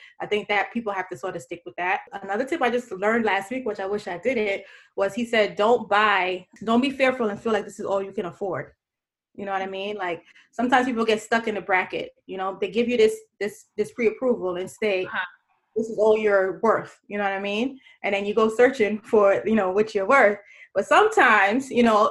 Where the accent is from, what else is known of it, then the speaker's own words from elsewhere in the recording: New York City, New York, United States; I'm from Brooklyn, New York